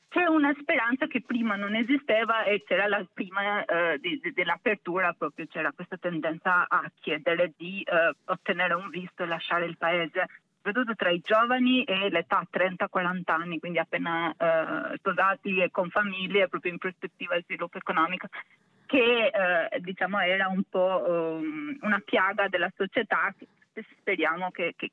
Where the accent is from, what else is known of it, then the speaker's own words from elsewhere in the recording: Albania; da albanese in questo caso direi che anche la questione del Kosovo è un'interpretazione chiara di cosa significa normalizzazione